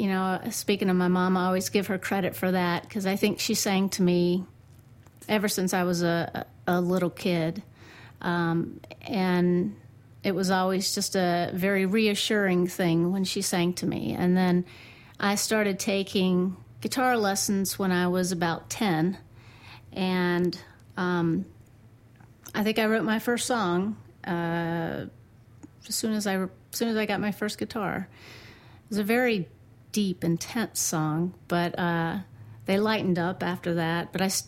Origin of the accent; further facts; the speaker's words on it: Raleigh, North Carolina, United States; also born or lived in Alabama / Mount Gilead; I was born in Alabama and lived there for 3 months, so I don't remember much about that. Came to Mount Gilead right after that, so I stayed here with my family until I was 3 years old, and it was after that time that we moved on to Raleigh